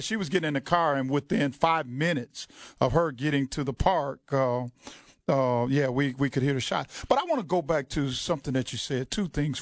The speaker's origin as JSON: {"language": "English", "region": "the South", "country": "United States", "tie": "born or raised there", "said": "I grew up in the South"}